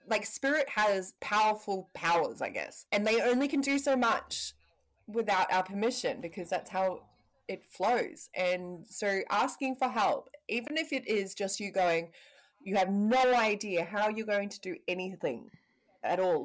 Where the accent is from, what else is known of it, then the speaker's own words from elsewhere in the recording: Parihaka, Taranaki, New Zealand; I'm from Parihaka